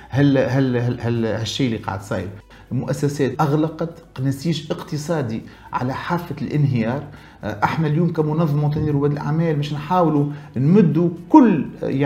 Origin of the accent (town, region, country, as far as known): Tunisia